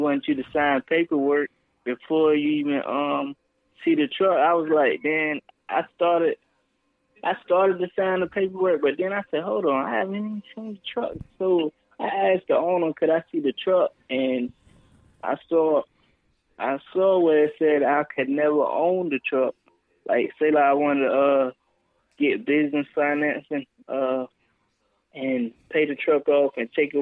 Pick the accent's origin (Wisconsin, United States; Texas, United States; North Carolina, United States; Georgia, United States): North Carolina, United States; I'm from North Carolina